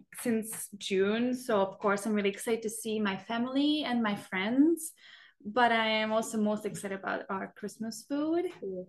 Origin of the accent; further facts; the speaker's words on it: Budapest, Hungary; moved away as an adult; also born or lived in Idaho, United States; now in United States; I am originally from Budapest, Hungary, and I have been studying in the US for over 5 years now.